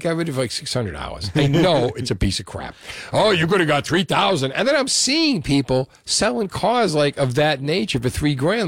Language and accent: English; Union City, New Jersey, United States; I'm from Union City